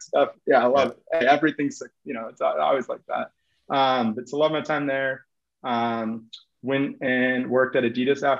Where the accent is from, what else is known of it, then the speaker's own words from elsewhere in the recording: Minneapolis, Minnesota, United States; moved away as an adult; also born or lived in Oregon; I grew up in Minneapolis